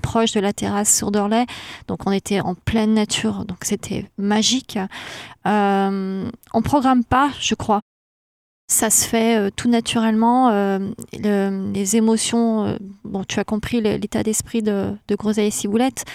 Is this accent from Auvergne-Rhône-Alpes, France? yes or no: yes; Saint-Chamond, Auvergne-Rhône-Alpes, France; moi, je suis du, coin de Saint-Chamond, donc qui est sur ce territoire du Gier